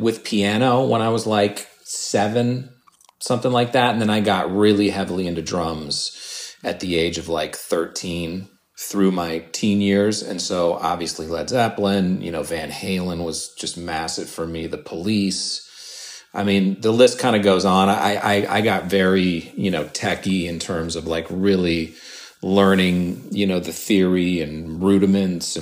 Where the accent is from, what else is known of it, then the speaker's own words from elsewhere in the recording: Santa Monica, California, United States; also born or lived in New York City / Whistler, Canada; I grew up in Santa Monica by the beach